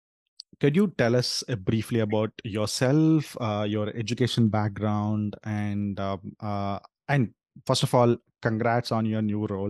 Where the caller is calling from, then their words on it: San Jose, California, United States; I'm dialing in from San Jose, Bay Area.